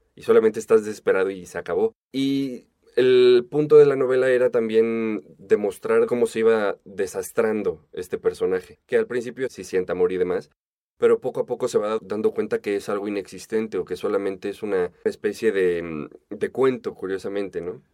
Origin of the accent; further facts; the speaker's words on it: Mexico; como mexicano el tono de Rulfo tan cantarín se te pega en tres patadas